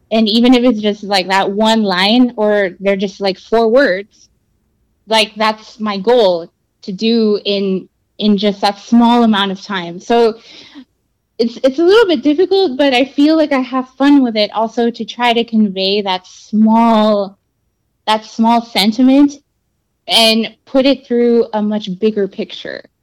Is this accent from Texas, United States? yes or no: yes; Brownsville, Texas, United States; also born or lived in South Padre Island; I grew up on the border. I grew up in Brownsville and on South Padre Island